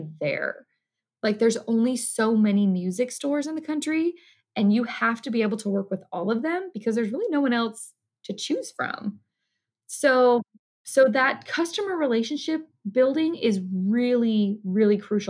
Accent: California, United States; moved away; all of his stores are around my hometown where I grew up in California.

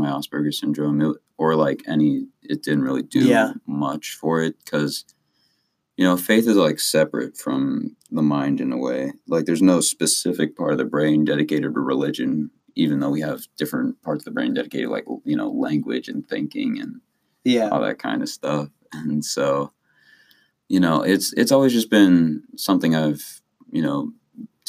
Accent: Columbus, Ohio, United States; I was born in Columbus, Ohio

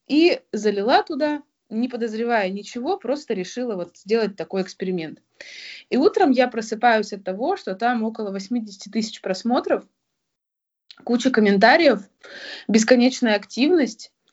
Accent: Novosibirsk, Novosibirsk Oblast, Russia; Я родилась в Новосибирске и начала свой путь в геологии именно там, в Новосибирском государственном университете

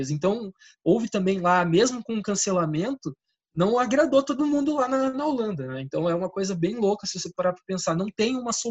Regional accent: Portugal; Olha, eu sou português, né, cara?

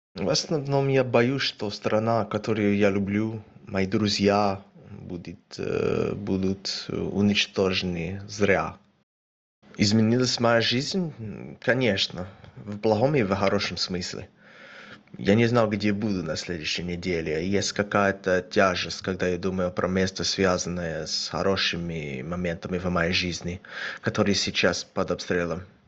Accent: Australia; now in Kyiv, Ukraine; мне 30 лет, я из Австралии

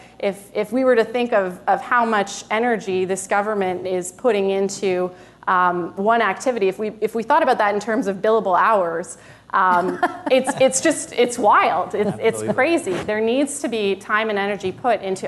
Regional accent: Toronto, Ontario, Canada; I grew up in Toronto, I ran in a Toronto riding

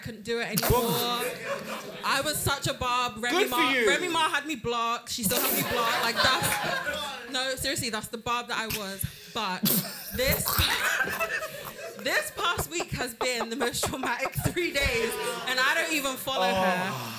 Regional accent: Jamaica; And I might get beat up on the way out, but I'm Jamaican, so you can't fight me.

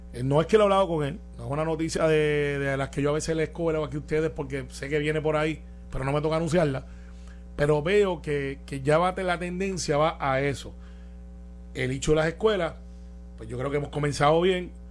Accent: Puerto Rico; yo soy puertorriqueño, ciudadano americano

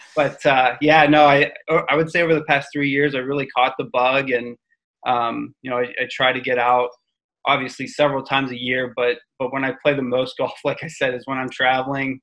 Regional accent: Pittsburgh, Pennsylvania, United States; I'm from Pittsburgh

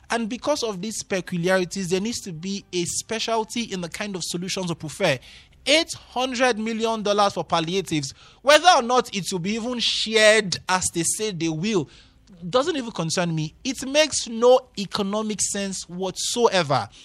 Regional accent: Nigeria; me now as a Nigerian, mm. honestly, to believe a government that wants to take eight hundred million dollars for what?

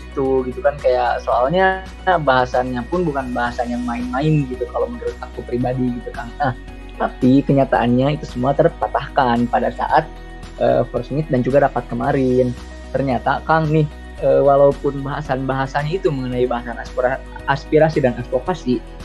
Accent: Garut, West Java, Indonesia; asal aku dari Garut

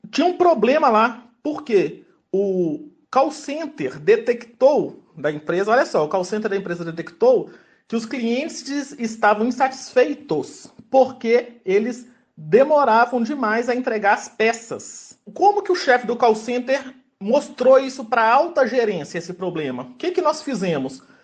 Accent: Belo Horizonte, Minas Gerais, Brazil; eu sou de Belo Horizonte, mineiro

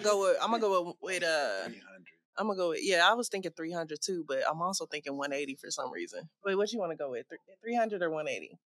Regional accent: Atlanta, Georgia, United States; now in Phoenix, United States; we are from Atlanta.

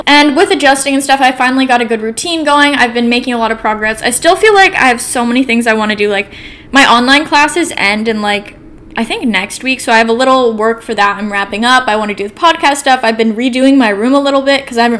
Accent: Portland, Oregon, United States; also born or lived in San Francisco, California / New York City; I'm from Portland, Oregon, so I moved back to the West Coast

